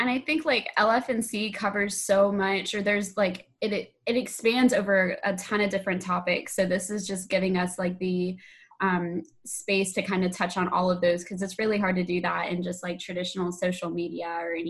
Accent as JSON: {"language": "English", "town": "Brevard", "region": "North Carolina", "country": "United States", "tie": "born or raised there", "lives_now": "Rutherfordton, United States", "said": "I am the LFNC fellow working in Rutherfordton, North Carolina. I grew up in Brevard, which is like also on the western part of the state"}